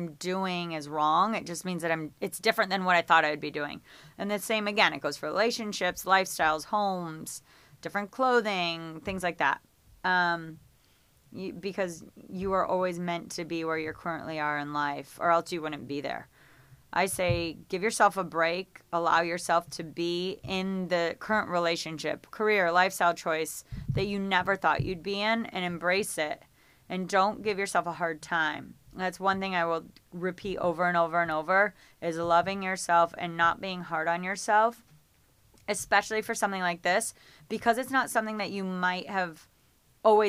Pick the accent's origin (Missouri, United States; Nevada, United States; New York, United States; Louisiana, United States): New York, United States; Geneva; moved away as an adult; now in Los Angeles, United States; I thought I would live in my hometown in upstate New York, a little town called Geneva, New York.